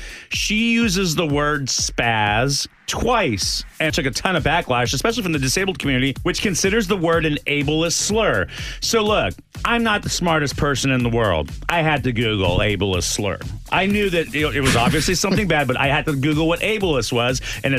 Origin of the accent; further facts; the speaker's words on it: El Paso, Texas, United States; moved away; I grew up Catholic in El Paso.